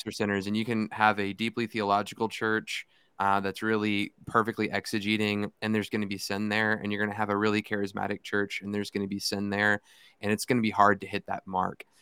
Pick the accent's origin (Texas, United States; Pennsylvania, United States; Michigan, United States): Texas, United States; Fort Worth; also born or lived in Irving, Texas; I grew up in Irving, well, I grew up at the church in Irving. I lived in Fort Worth at the time.